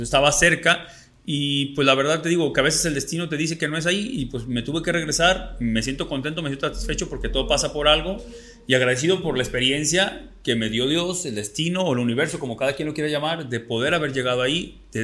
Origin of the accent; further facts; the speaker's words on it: Totolotlán?, Jalisco, Mexico; also born or lived in Guadalajara; now in Mexico City, Mexico; ni soy ni siquiera de Guadalajara, soy de un pueblo más chiquito que se llama Totonilco